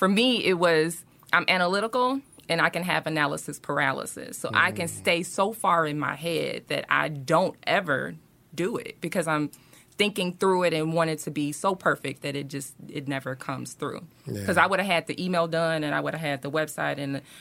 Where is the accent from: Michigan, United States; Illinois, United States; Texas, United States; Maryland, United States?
Illinois, United States; Chicago; moved away as an adult; now in Atlanta, United States; I'm originally from Chicago, been here almost 2 years